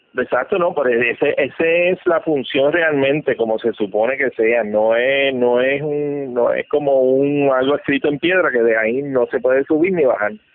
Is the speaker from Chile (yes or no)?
no; San Juan, Puerto Rico; yo soy un sanjuanero.